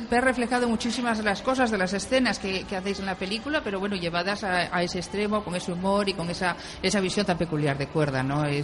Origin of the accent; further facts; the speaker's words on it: Santander, Cantabria, Spain; No, yo soy de Santander, pero es que tengo esta gracia en el hablar